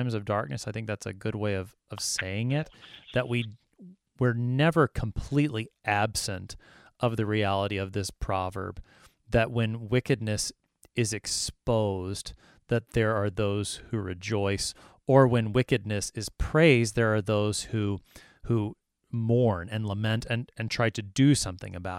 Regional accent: United States; I am an American

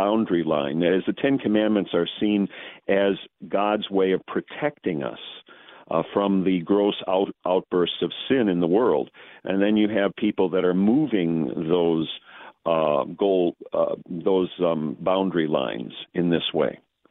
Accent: St. Louis, Missouri, United States; I'm from the St. Louis area

